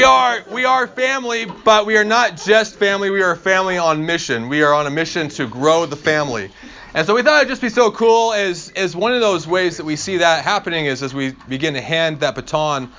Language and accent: English; Eastern Oregon, United States; I grew up in Eastern Oregon